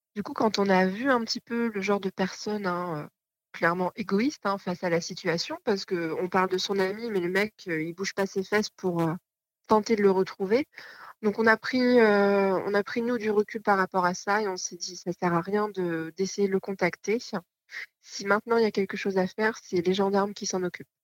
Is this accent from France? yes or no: yes; Normandy, France; On est originaire de Normandie